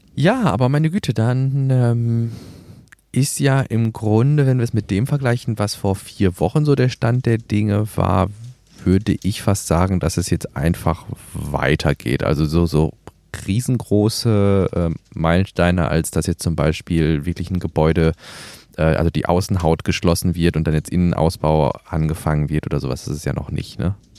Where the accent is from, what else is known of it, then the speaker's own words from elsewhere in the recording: Gelsenkirchen, North Rhine-Westphalia, Germany; also born or lived in Emsland (father's origin); Also wir haben das bei uns in Gelsenkirchen